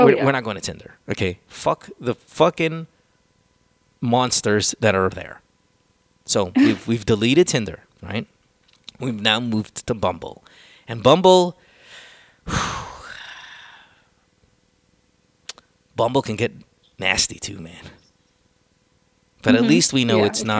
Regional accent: Central Luzon, Philippines; also born or lived in United States; I grew up in the province. I grew up in Bulacan, my dear. I went to La Salle

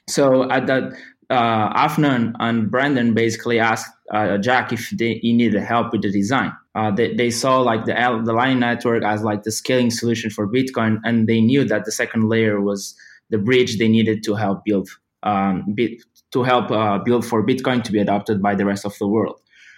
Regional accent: Portugal; I have a master's in informatics and computer engineering, and I come from Portugal.

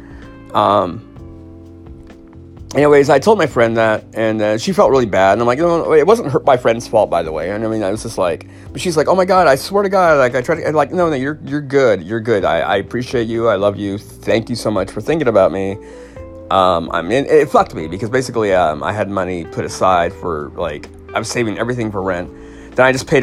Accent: Paradise, California, United States; the horrible campfire that destroyed my hometown and my dad's place

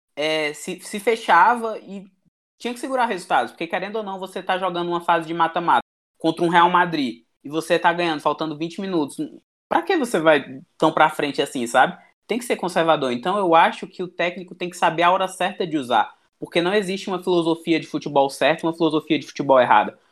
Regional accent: Ceará, Brazil; a gente somos aqui do Ceará

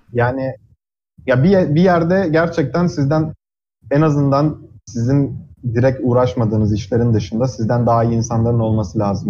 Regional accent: Trabzon, Turkey; moved away as an adult; also born or lived in Ankara, Turkey; now in United States; Liseyi Trabzon'da okudum. Aslen Trabzonluyum.

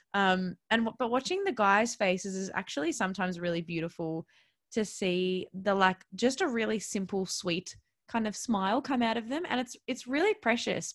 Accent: Melbourne, Victoria, Australia; I'm originally from Melbourne

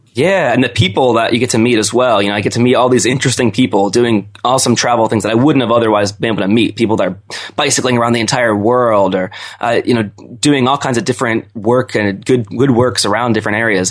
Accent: Owings Mills, Maryland, United States; moved away as an adult; I grew up in the suburbs of Baltimore in Owings Mills

